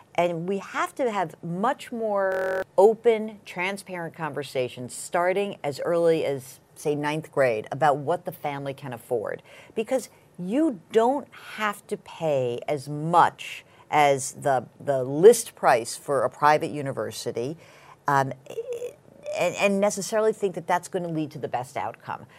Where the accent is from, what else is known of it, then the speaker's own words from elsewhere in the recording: Westchester, New York, United States; I grew up in Westchester